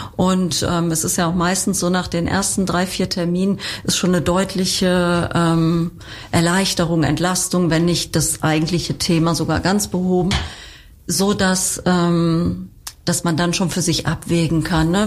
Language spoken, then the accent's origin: German; Germany; bei uns in Deutschland